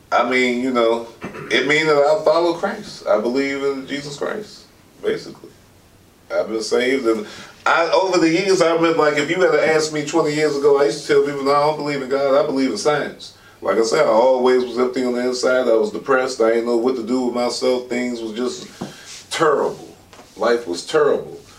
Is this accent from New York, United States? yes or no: no; Alexandria, Virginia, United States; I was born and raised in Alexandria, Virginia